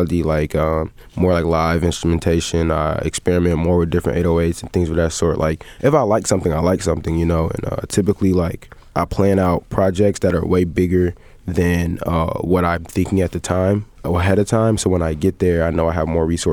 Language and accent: English; Evanston, Illinois, United States; also born or lived in Glenwood, Illinois / Uptown, Chicago / Rogers Park, Chicago; I was born on the West End of Evanston